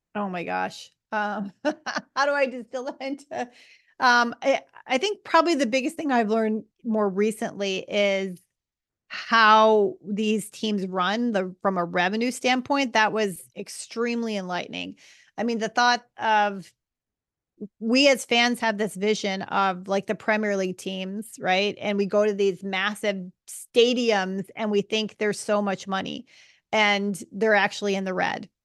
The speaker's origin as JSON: {"language": "English", "country": "United States", "said": "as an American"}